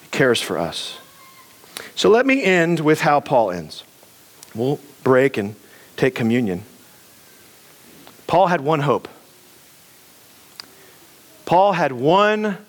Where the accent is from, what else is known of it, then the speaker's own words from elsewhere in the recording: United States; we're American